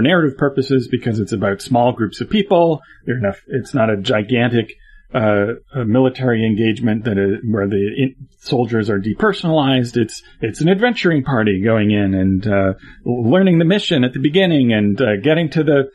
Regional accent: Norway; I am Norwegian.

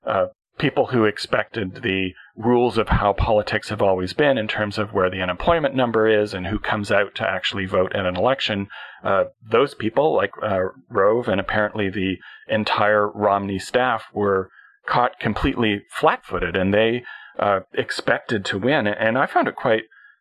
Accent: Canada; I am a Canadian

